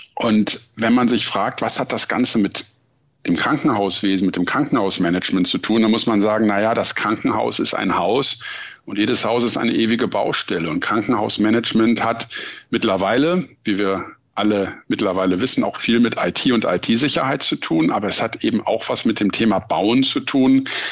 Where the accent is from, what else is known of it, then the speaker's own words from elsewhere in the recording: Hamburg, Germany; also born or lived in Frankfurt am Main; Hamburg ist auch meine Heimatstadt. Ich würde mich, obwohl ich in Frankfurt am Main das Licht der Welt erblickt habe, auch immer als Hamburger Jung bezeichnen